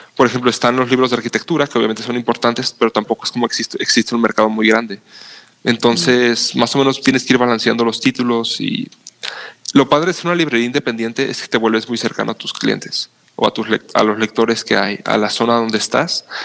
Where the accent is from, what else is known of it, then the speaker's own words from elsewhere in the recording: Mexico; los mexicanos